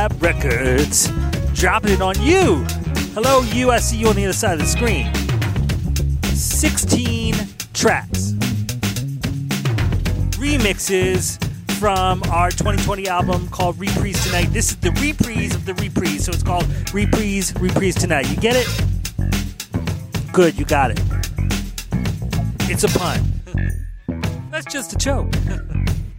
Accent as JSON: {"language": "English", "town": "Philadelphia", "region": "Pennsylvania", "country": "United States", "tie": "born or raised there", "said": "my hometown of Philadelphia, Pennsylvania"}